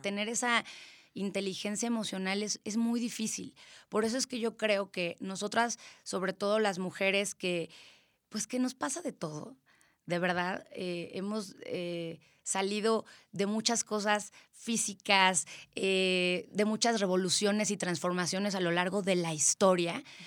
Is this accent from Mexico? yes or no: yes; Querétaro, Mexico; yo soy orgullosamente queretana. Este, mis papás no son queretanos, pero yo soy totalmente queretana